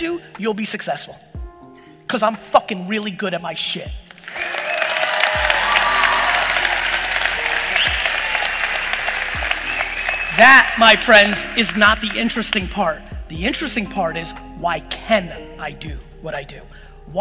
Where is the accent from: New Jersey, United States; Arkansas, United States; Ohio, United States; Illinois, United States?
New Jersey, United States; Edison; also born or lived in Soviet Union; me being born in the Soviet Union, me growing up in Edison and working in a liquor store in Springfield